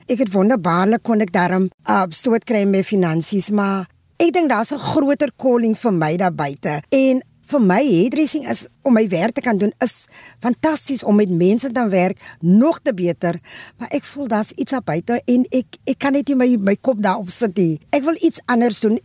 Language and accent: Afrikaans; Western Cape, South Africa; also born or lived in Bellville South; Ek is 'n eh, inwoner van die Wes-Kaap